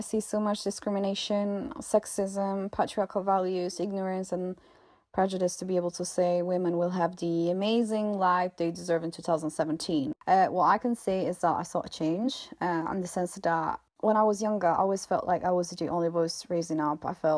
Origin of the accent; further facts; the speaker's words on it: Italy; English is a second language; now in Brussels, Belgium; I'm from Italy, but I'm currently living in Brussels in Belgium